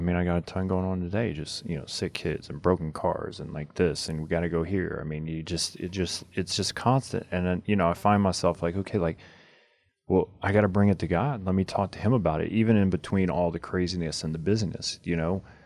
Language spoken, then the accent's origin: English; United States; our American culture